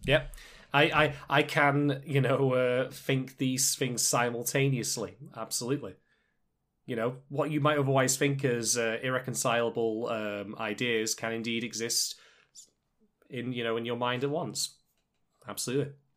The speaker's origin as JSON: {"language": "English", "country": "United Kingdom", "said": "I'm British"}